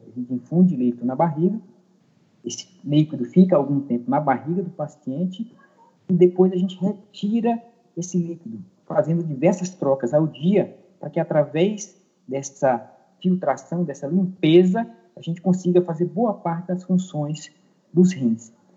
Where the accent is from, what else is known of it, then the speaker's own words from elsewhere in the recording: Maranhão, Brazil; moved away as an adult; also born or lived in Tocantins / São Paulo; há seis anos voltei para o meu estado natal, que é o Maranhão